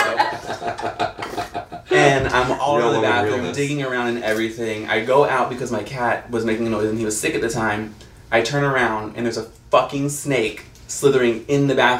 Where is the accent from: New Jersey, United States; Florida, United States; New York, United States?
Florida, United States; Williston; also born or lived in West Palm Beach, Florida; like, I'm from West Palm, but I grew up in Williston